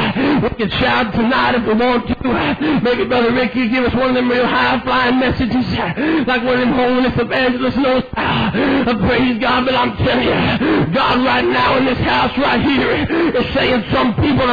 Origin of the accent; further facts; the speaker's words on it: Idaho, United States; Now, wait a minute. I'm an evangelist. Now, wait a minute, I'm from Idaho.